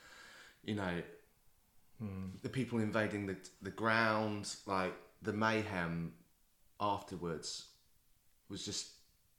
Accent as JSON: {"language": "English", "country": "United Kingdom", "said": "I'm British"}